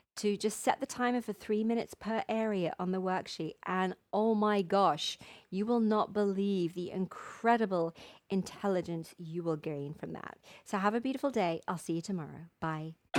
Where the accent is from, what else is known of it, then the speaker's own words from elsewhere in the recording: England, United Kingdom; moved away as an adult; now in Mexico; my home country